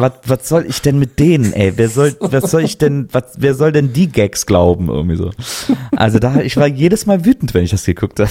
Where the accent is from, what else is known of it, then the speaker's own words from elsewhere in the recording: Cologne, North Rhine-Westphalia, Germany; moved away; ich komme ja eigentlich aus Köln